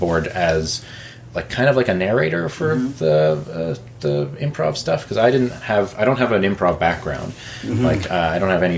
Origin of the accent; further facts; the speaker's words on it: New Brunswick, Canada; moved away; I'm from New Brunswick, and so that's where I started doing theater there. And just started with like high school musicals